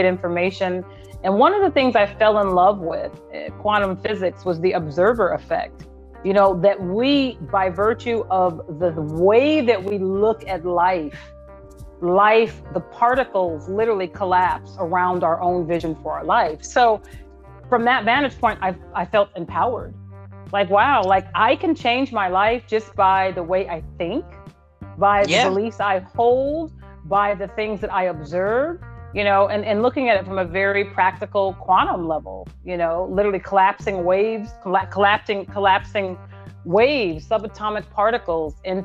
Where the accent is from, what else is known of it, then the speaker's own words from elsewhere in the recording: Phoenix, Arizona, United States; now in Los Angeles, United States; I'm from Phoenix, but I live in Los Angeles